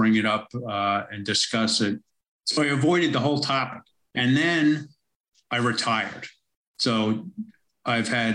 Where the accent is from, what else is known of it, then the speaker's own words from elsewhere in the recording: New York City, New York, United States; moved away as an adult; now in Melbourne, Australia; I'm originally from America, from most of my life in New York City, as you can probably tell from my accent